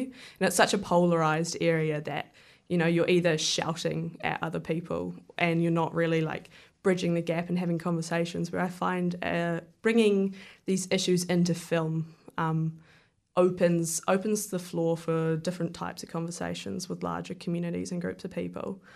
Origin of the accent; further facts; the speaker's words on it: Wellington, New Zealand; I grew up in Murrumurrah, so I was sorta surrounded by the creation of films. Like, Peter Jackson lived over the hill